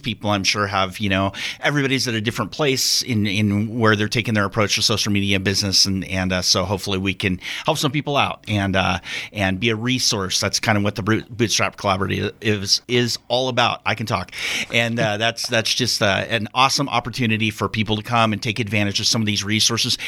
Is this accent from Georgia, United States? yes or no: no; Central Oregon, United States; moved away as an adult; now in Wyoming, United States; I'm actually come from Oregon. Um, was there for most of my life